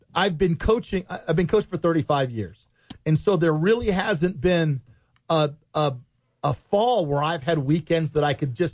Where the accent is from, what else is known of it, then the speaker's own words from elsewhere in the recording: Ohio, United States; born there; I was a baseball guy fan-wise because I was born in Ohio. And I was there in the 70s when the Big Red Machine.